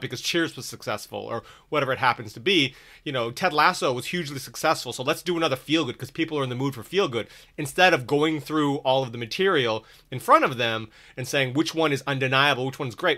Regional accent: Redondo Beach, California, United States; I grew up in Redondo Beach

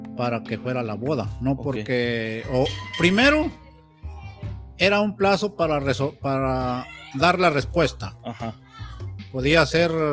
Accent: Mexico; como mexicanos

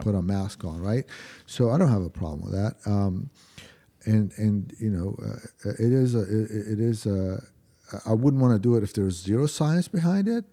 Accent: Lebanon; now in United States; my hometown, in, in Lebanon

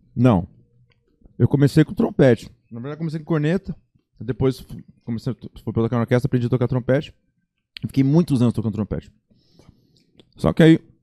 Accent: Tupi Paulista, São Paulo, Brazil; moved away as an adult; now in Campo Grande, Brazil; a minha mãe preferiu me criar a minha infância lá, lá em Tupi Paulista.

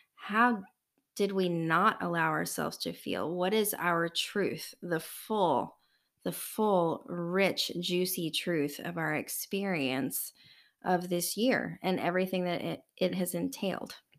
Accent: United States; We, as an American culture in the United States

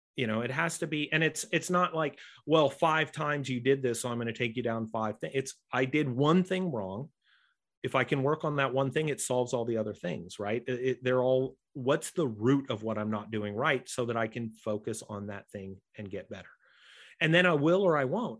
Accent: United States; accent: American; I'm an American, you might know by my accent

